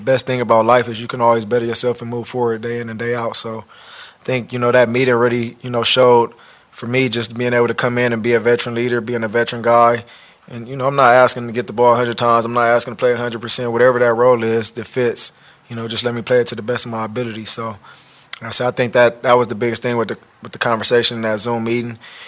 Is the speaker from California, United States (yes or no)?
yes; Los Angeles, California, United States; a guy that's born and raised in Los Angeles